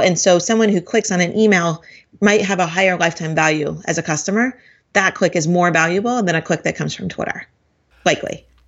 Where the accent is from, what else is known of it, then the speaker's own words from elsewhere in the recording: Portland, Oregon, United States; I'm from Portland